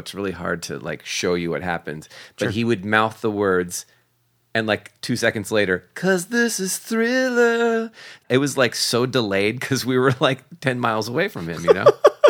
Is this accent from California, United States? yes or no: yes; Oakland, California, United States; Yeah, because I grew up in Oakland.